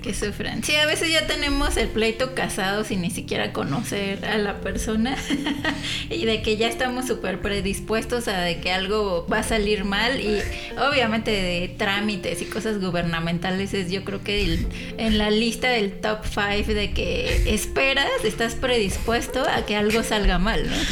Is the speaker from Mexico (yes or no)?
yes; San Juan, Mexico; also born or lived in Paris, France; soy de aquí de San Juan, he vivido en varios lados